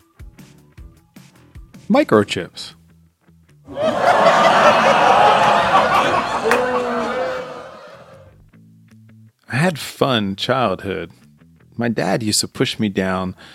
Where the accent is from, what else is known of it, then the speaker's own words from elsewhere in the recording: Philadelphia, Pennsylvania, United States; accent: Philly; I'm from the East Coast, Philadelphia area